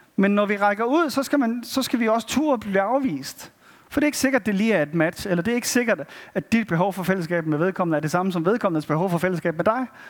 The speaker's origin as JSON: {"language": "Danish", "country": "Denmark", "said": "som danskere"}